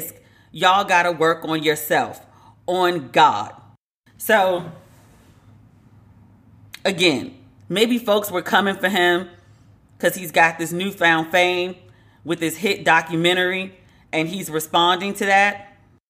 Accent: United States; accent: American; my American accent

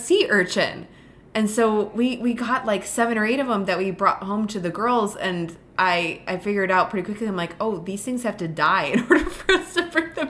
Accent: Buffalo, New York, United States; I'm from Buffalo.

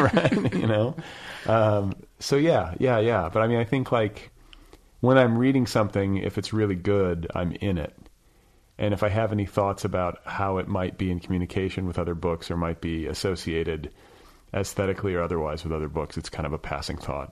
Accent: Indiana, United States; I'm also a guy from Indiana

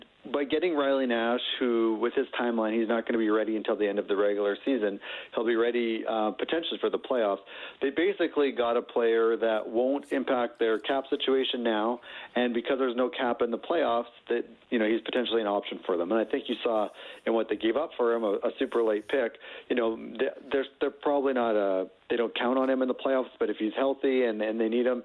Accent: Edmonton, Alberta, Canada; moved away as an adult; now in California, United States; I'm from Edmonton, so definitely dealt with my fair share of snow and upgraded in weather moving to California a few years ago

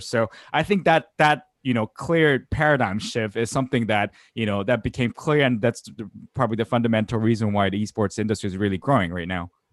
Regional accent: South Korea; moved away; I grew up in South Korea

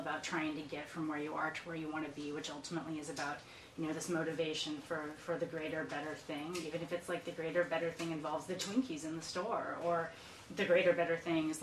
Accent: Iowa, United States; moved away as an adult; also born or lived in Boston; I grew up in Iowa

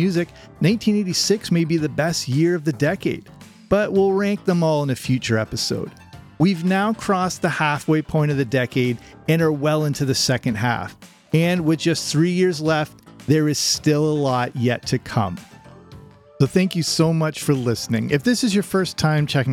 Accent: England, United Kingdom; also born or lived in Canada; I'm Canadian but also grew up in England

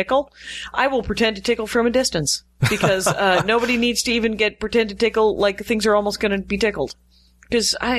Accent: Lake Michigan, Midwest, United States; now in Los Angeles, United States; I grew up on Lake Michigan

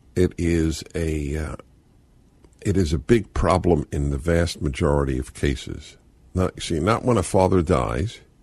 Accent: New York, United States; moved away as an adult; now in California, United States; When I came to California, it was it's like a dreamland for a, a boy growing up in New York

